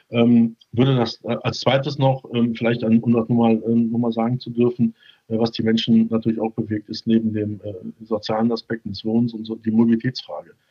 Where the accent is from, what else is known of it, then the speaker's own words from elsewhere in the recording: Düsseldorf, North Rhine-Westphalia, Germany; ich bin ja als Düsseldorfer äh, leidgeprägt im Fußball.